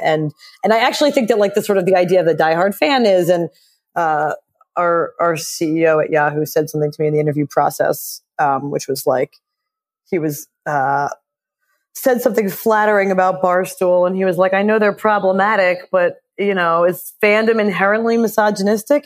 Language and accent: English; Philadelphia, Pennsylvania, United States; I grew up in Philly